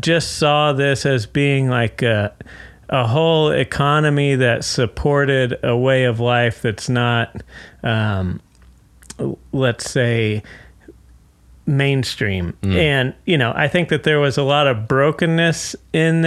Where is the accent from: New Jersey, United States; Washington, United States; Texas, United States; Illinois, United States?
Texas, United States; Fort Worth; moved away as an adult; also born or lived in New York; now in Dallas, United States; I'm originally from Fort Worth